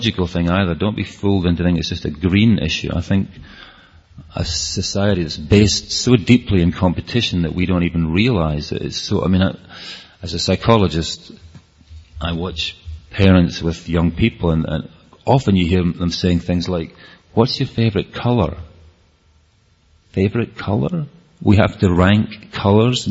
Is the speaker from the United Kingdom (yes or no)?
yes; Scotland, United Kingdom; accent: Scottish; my Scottish accent